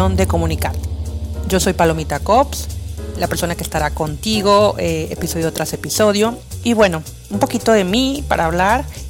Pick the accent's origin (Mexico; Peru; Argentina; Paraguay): Mexico; also born or lived in Playa Miramar, Tamaulipas; yo soy mexicana, eh, vivo cerca de una playita hermosa que se llama Playa Miramar.